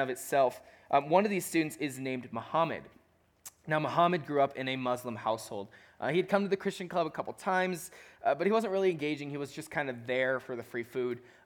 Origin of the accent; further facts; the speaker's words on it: Chicago, Illinois, United States; I'm from Chicago.